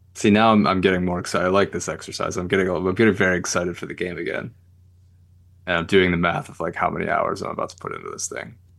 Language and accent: English; Michigan, United States; we're from Michigan